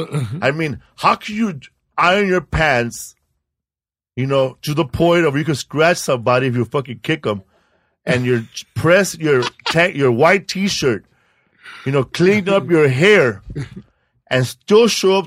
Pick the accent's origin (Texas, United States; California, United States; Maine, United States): California, United States; Los Angeles; Cause I grew up in Pico Aliso.